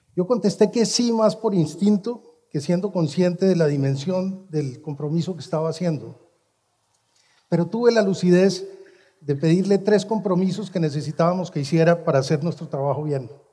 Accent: Colombia; mi país, Colombia

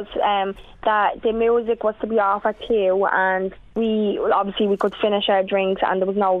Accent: Dublin, Leinster, Ireland; we are from Coolock, and we are young

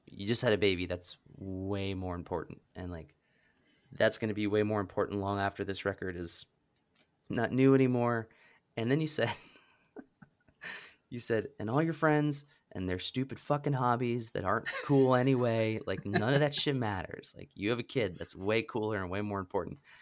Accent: Pennsylvania, United States; I grew up in Pennsylvania

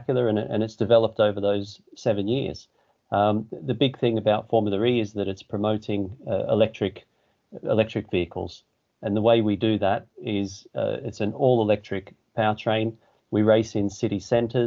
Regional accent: Australia; moved away as an adult; now in England, United Kingdom; I'm from Australia

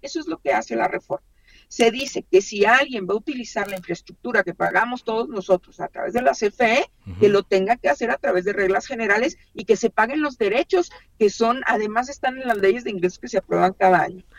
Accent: Chihuahua, Mexico; yo soy del estado de Chihuahua

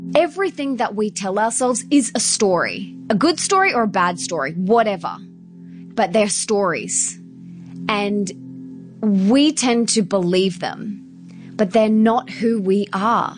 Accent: Brisbane, Queensland, Australia; I was born and bred in Brisbane.

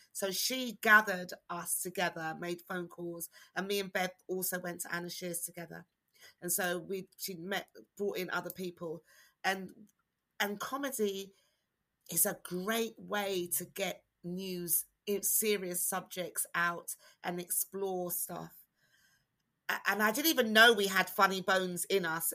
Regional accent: United Kingdom; black British people, not the Caribbean experience because we didn't have that experience. We had being born here experience

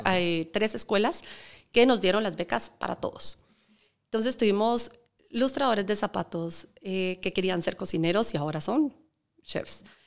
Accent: Guatemala; representando Guatemala

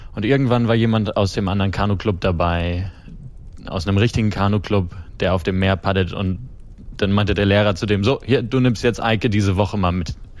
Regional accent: Kiel, Schleswig-Holstein, Germany; ich komme ja aus dem Norden, aus mhm, Kiel. Mhm. Da bin ich groß geworden

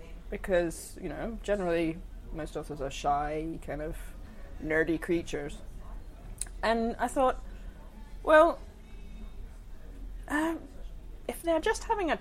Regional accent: Australia; now in Glasgow, United Kingdom; I'm from Australia

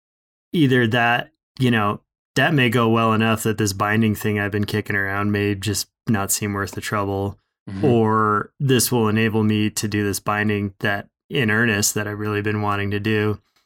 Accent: Minnesota, United States; moved away as an adult; now in Bozeman, United States; You know, I moved from Minnesota, so I was still, you know, essentially didn't get into big mountains until I was 20.

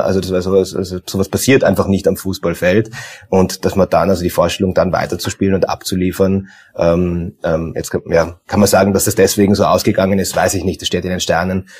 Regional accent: Tyrol, Austria; now in Vienna, Austria; ich bin ja gebürtiger ähm, gebürtiger Tiroler

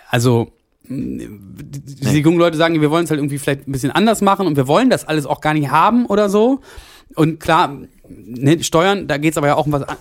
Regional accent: Saxony, Germany; now in Dresden, Germany; Als Sachse und Wahldresdner gibt es quasi jede Woche einen Grund zum Scham.

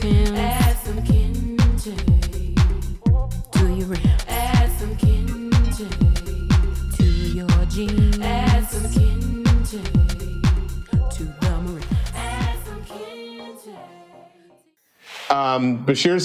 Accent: Atlanta, Georgia, United States; in Atlanta where I grew up.

